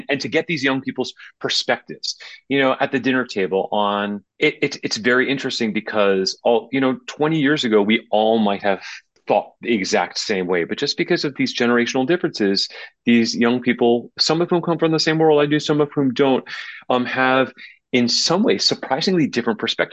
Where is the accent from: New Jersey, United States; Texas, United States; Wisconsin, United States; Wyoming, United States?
New Jersey, United States; moved away; I grew up in New Jersey. I grew up about 20 miles west of New York, in a kind of 19th century suburb